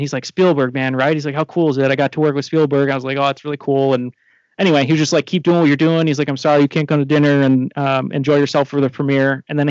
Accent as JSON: {"language": "English", "country": "United States", "said": "He's like, are you American? I was like, yeah."}